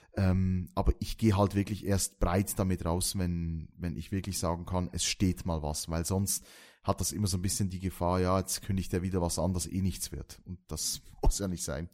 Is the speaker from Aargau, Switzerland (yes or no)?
no; Valais, Switzerland; accent: Walliser Deutsch; das ist auf Walliser Deutsch, das ist mein, äh, mein Dialekt